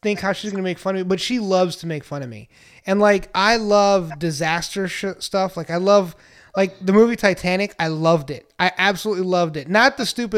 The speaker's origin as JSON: {"language": "English", "area": "Rio Grande Valley", "region": "South Texas", "country": "United States", "tie": "born or raised there", "also_born_or_lived": "Mexico City, Mexico", "said": "when I was growing up, we moved from Mexico City to the Valley in South Texas"}